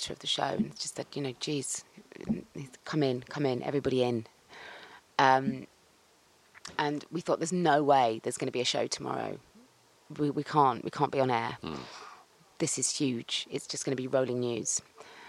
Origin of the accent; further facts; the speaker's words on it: Cheltenham, South West England, United Kingdom; I'm from Cheltenham